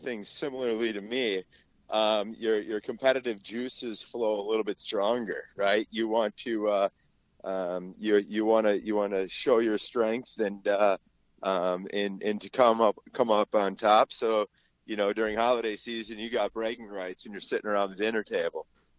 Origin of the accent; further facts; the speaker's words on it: Green Bay, Wisconsin, United States; now in Denver, United States; being born and raised in Green Bay, Wisconsin